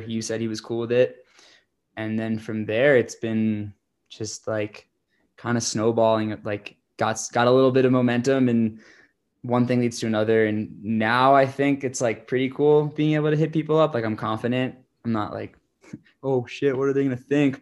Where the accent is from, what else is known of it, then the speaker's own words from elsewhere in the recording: Croton-on-Hudson, New York, United States; I grew up in Croton, New York. It's like an hour to the north of New York City